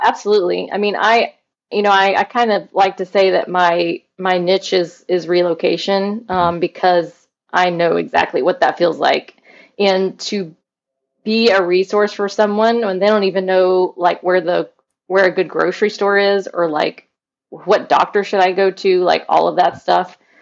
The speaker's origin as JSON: {"language": "English", "town": "Mobile", "region": "Alabama", "country": "United States", "tie": "born or raised there", "moved": "yes", "lives_now": "St. Petersburg, United States", "said": "I'm from Mobile, Alabama, which whenever I tell people that, they're like, What? You don't have an accent."}